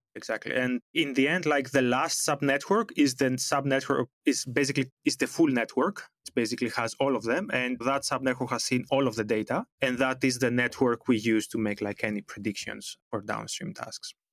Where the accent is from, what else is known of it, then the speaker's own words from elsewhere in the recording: Greece; moved away as an adult; now in Amsterdam, Netherlands; Originally, I come from Greece. That's where I did my bachelor on computer science and telecommunications